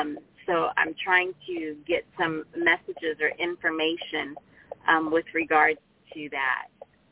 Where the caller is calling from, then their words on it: Los Angeles, California, United States; I'm calling from West Hills, California.